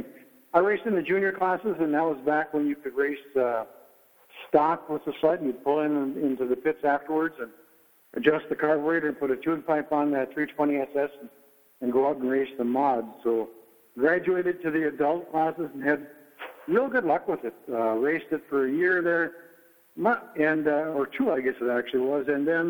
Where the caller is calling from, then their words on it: Cape Coral, Florida, United States; I'm calling in from Cape Coral, Florida